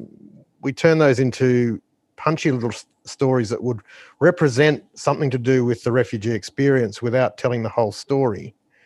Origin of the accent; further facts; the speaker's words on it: Trundle, New South Wales, Australia; I'm a country boy myself. I was born in Trundle